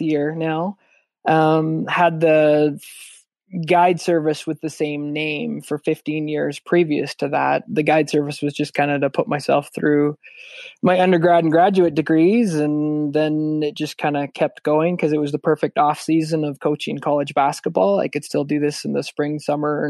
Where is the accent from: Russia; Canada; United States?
Canada; Calgary, Alberta; I was born and raised in Calgary, Alberta